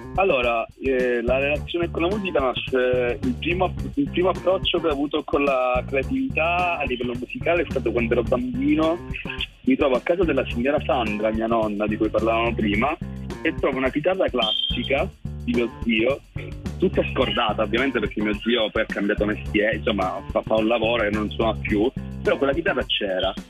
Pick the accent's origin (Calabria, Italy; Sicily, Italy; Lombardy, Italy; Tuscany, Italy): Calabria, Italy; Cosenza; vengo da Cosenza, nato a Cosenza